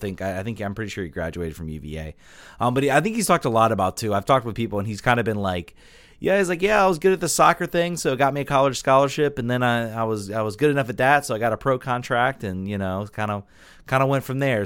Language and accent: English; Richmond, Virginia, United States; I'm from Richmond